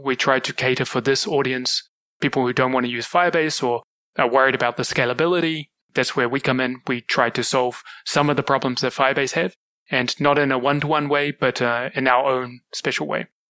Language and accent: English; New Zealand; moved away as an adult; also born or lived in Kuala Lumpur, Malaysia; now in Singapore; Originally, I'm from New Zealand. I grew up there